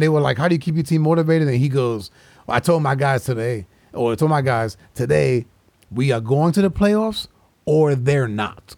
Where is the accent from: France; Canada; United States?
United States; New York; my boys that I grew up with in New York